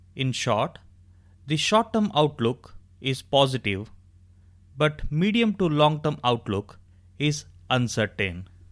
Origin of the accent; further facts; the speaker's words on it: India; I am extremely proud to have been born and brought up in India